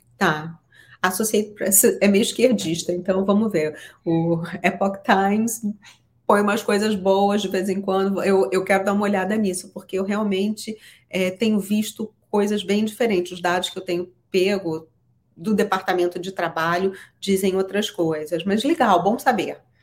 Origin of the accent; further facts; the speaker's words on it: Brazil; now in United States; porque eu sou brasileira e meu marido é americano